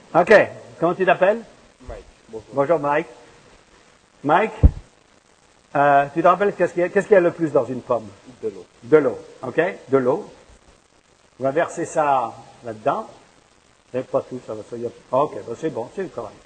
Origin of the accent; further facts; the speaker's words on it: France; now in Montreal, Canada; je viens de France